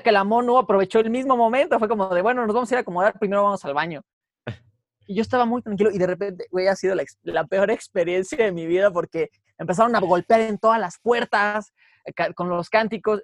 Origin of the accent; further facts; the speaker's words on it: Mexico; Como mexicanos